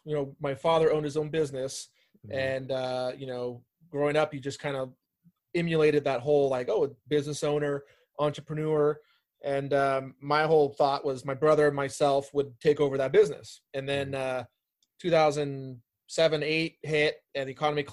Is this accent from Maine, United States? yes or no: no; Bay Area, California, United States; moved away as an adult; also born or lived in Arizona; I'm originally from the Bay Area.